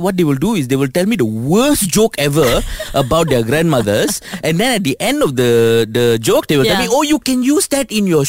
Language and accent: English; Kuala Lumpur, Malaysia; I'm a city boy. I was born and raised in Kuala Lumpur, where, you know, traffic jams and loud noises and car horns and stuff like that, they calm me down.